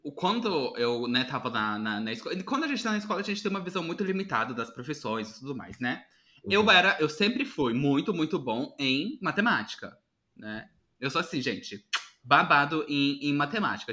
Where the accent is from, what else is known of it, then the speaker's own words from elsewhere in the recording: Paraná, Brazil; eu sou do Paraná